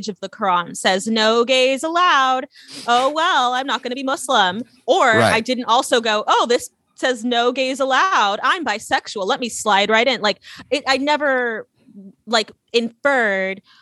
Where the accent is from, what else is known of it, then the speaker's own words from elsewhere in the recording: California, United States; moved away as an adult; also born or lived in Louisiana; I grew up in a very, very like open environment, just a bunch of hippies in California